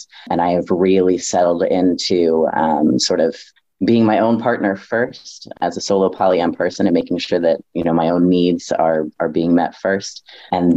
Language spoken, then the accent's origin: English; North Carolina, United States; now in Milwaukee, United States; I was raised in the deep South, y'all. I was raised in North Carolina in a very small town